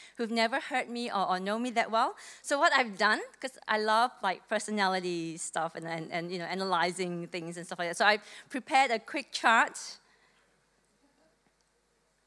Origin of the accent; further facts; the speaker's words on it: Malaysia; moved away as an adult; now in Melbourne, Australia; I came to Melbourne from Malaysia when I was 18. Back in 1995, I came here to study.